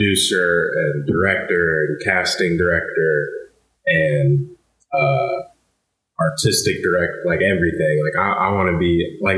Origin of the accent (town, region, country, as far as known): College Station, Texas, United States; born or raised there; moved away as an adult; now in Cincinnati, United States